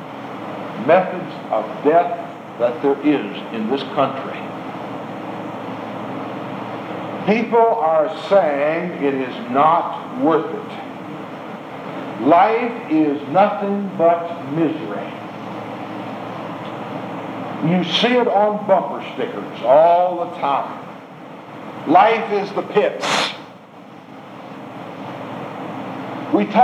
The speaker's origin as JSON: {"language": "English", "country": "United States"}